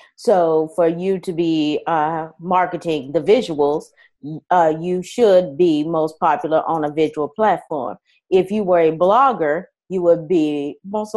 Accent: Nashville, Tennessee, United States; moved away; also born or lived in California / Alabama / Colorado; I am from Nashville, Tennessee. I have also been, uh, lived in California as well as Alabama and Colorado

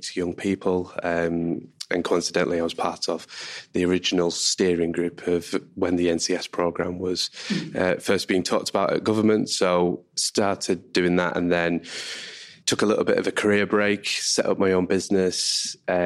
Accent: Manchester, North West England, United Kingdom; I'm from Manchester

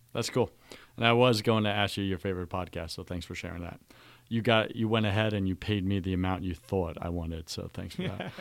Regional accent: New York, United States; we're both Greek. We're both from New York

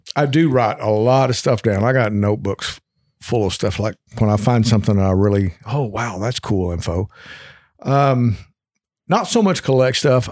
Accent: Kentucky, United States; born and raised in Kentucky

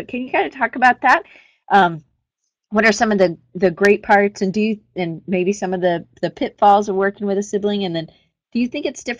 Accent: Georgia, United States; I'm from Georgia, so I'm all about go Georgia.

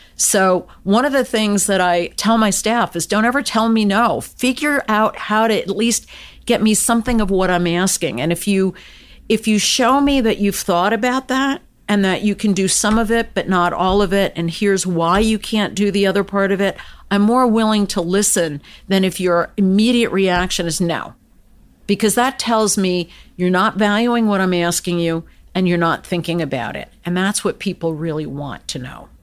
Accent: United States; I was born and raised in the United States

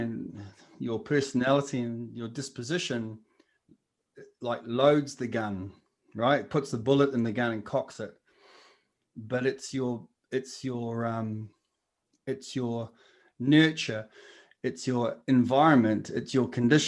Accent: Napier, Hawke's Bay, New Zealand; I'm Ngāti Kahanunu, and I was brought up in Hawke's Bay and Marae Nui, which is the sort of lower socioeconomic area of Napier, the Hawke's Bay.

